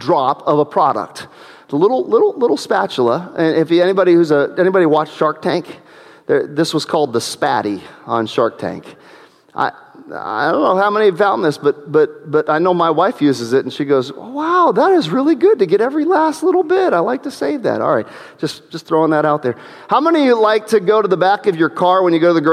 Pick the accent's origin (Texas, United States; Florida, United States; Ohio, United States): Ohio, United States; New Middletown; We lived in New Middletown, Ohio at the time, and I remember that first house that we lived